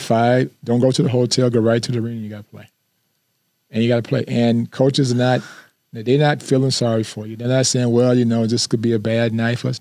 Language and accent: English; Flint, Michigan, United States; moved away as an adult; I didn't want to just stay in my hometown